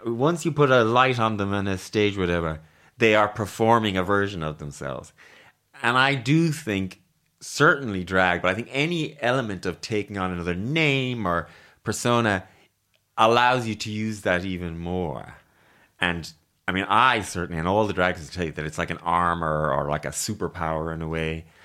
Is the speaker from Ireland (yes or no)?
yes; Ireland; I'm too Irish, maybe.